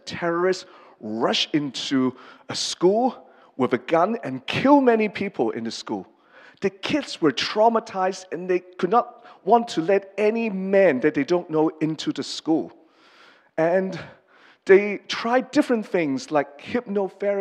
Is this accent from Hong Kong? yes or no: yes; Hong Kong; first language English; moved away; I'm from Hong Kong. I've lived here since 83. So my English is mostly my mother tongue, and Cantonese is second, and Mandarin is the last